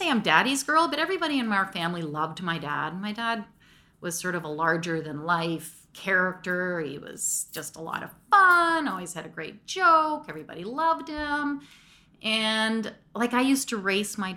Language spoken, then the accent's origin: English; Mississauga, Ontario, Canada; I grew up in Lauren Park, Mississauga